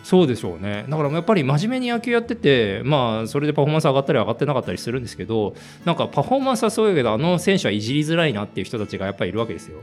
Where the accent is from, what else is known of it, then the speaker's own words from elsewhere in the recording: Tokyo, Japan; 生まれは東京で生まれ、はい、東京で育ってるんで